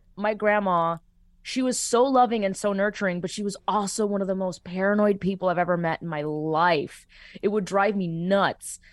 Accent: Miami, Florida, United States; moved away as an adult; now in Los Angeles, United States; what made Miami home for me, it was my family and especially my abuelos

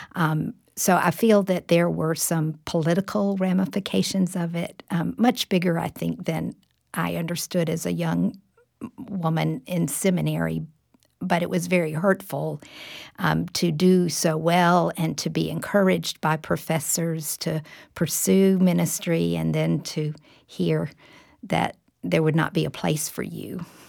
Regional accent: Jacksonville, Florida, United States; moved away as an adult; now in Tallahassee, United States; I grew up in the church in Jacksonville, Florida, Riverside Baptist Church

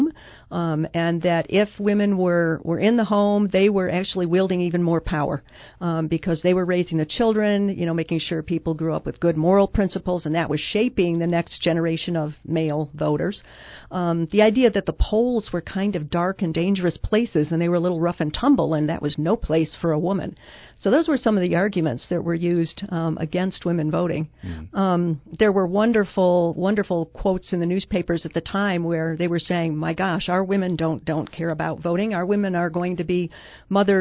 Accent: Finger Lakes region of New York State, United States; moved away; I grew up in the Finger Lakes region of New York State

